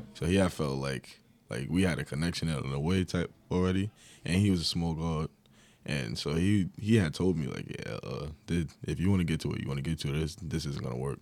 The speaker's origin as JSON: {"language": "English", "area": "Long Island", "region": "New York", "country": "United States", "moved": "yes", "said": "I was from Long Island."}